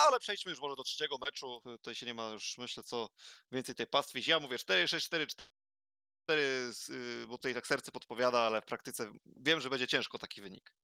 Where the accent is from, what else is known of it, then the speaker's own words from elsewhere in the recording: Zielona Góra, Lubusz Voivodeship, Poland; jestem z Zielonej Góry